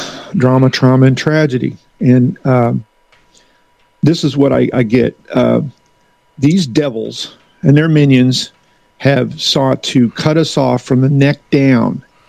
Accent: the Ozarks, United States; now in Philadelphia, United States; I'm from the Ozarks.

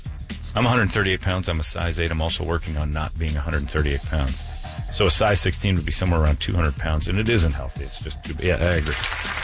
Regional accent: Indiana, United States; moved away; You go back to my hometown in Indiana.

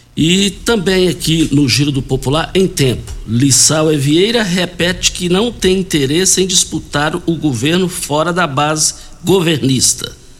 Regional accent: Rio Verde, Goiás, Brazil; do quilômetro 6, saída para Itumbiara, onde nós nascemos ali no Douradinho. Dali nós fomos para a Laje

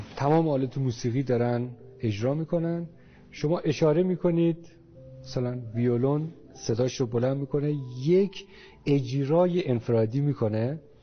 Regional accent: northern Iran, Iran; تو منطقه شمال من اونجا به دنیا اومدم

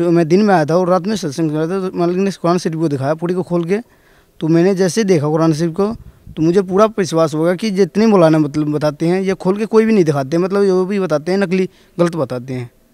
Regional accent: Tulsiyahi village, Dhanusha district, Madhesh Province, Nepal; moved away; जिला धोनसा गांव तुलसियाई नेपाल से रहने वाला हूँ

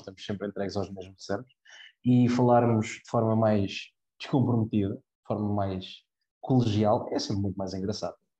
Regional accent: Cascais, Lisbon, Portugal; nasci e criado em Cascais, eu, eu nasci a 200 metros do mar

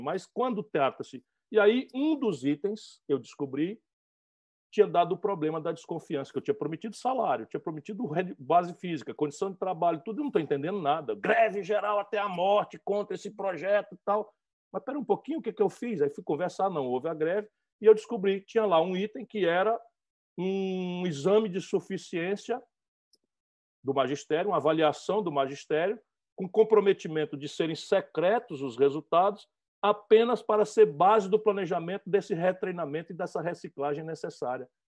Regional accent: Sobral, Ceará, Brazil; Sobral, a minha cidade no interior do Ceará, a cidade de onde eu venho

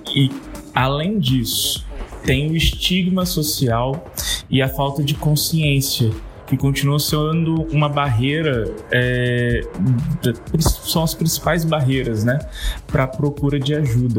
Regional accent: Vitória, Espírito Santo, Brazil; sou de Vitória, aqui no Espírito Santo

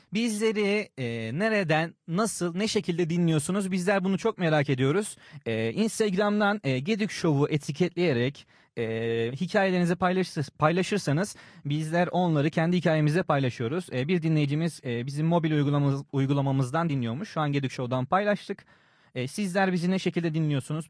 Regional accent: Samsun, Turkey; Ben Samsunluyum.

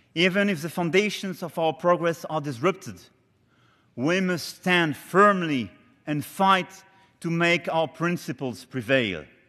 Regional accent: Amiens, Hauts-de-France, France; Not far from Amiens, my hometown

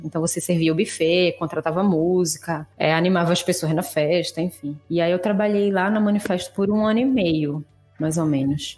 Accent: Recife, Pernambuco, Brazil; eu sou de Recife

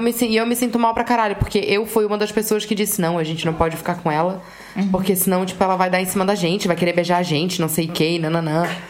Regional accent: Brazil; Eu sou brasileira

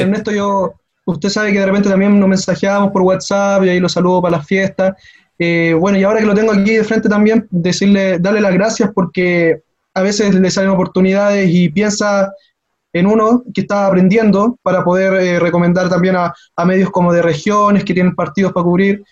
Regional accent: Los Andes, Valparaíso, Chile; yo soy de los Andes.

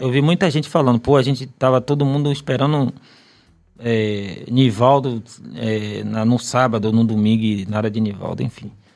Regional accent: Bahia, Brazil; não sou de Salvador, mas sou baiano

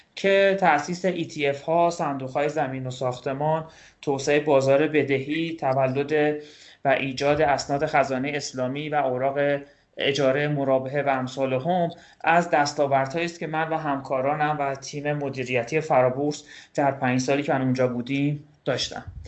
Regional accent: Kashan, Isfahan, Iran; اهل کاشانم

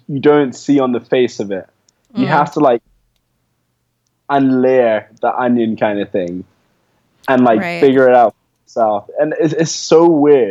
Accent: London, United Kingdom; moved away as an adult; now in Ghana; I came from pretty humble backgrounds in London. Anyway, I came from London and I moved to the countryside for boarding school.

